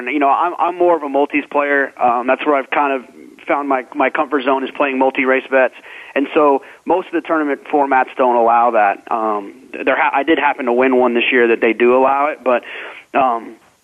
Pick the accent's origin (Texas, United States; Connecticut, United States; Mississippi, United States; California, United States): Texas, United States; Dallas; also born or lived in Austin, Texas; I grew up in Dallas, about 20 minutes from Lone Star Park